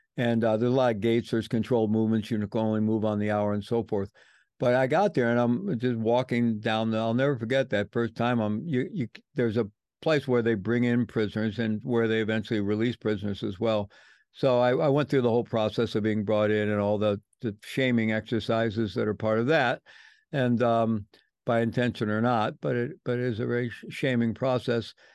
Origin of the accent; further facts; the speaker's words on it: St. Louis, Missouri, United States; moved away as an adult; I grew up in the Midwest, um, grew up in St. Louis